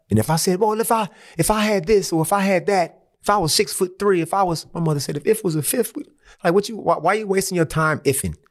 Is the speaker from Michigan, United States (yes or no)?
yes; Saginaw, Michigan, United States; moved away as an adult; now in Australia; I'm from Saginaw, which is, let's say, like a hundred miles from Detroit.